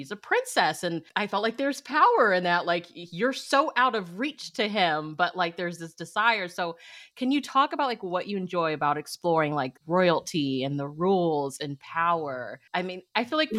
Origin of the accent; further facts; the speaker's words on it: United States; I'm very country American